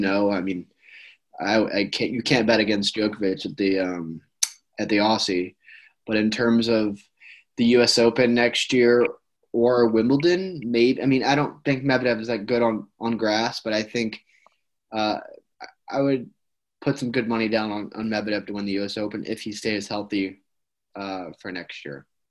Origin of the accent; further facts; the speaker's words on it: United States; as an American